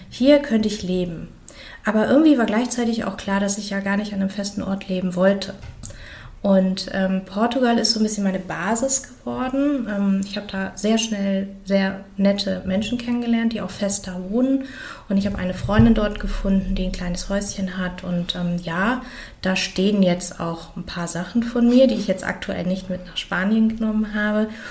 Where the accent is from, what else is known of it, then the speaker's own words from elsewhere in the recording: Germany; bei uns in Deutschland